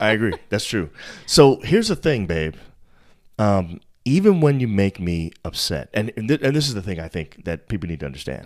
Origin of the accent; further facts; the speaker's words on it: New York, United States; I'm from New York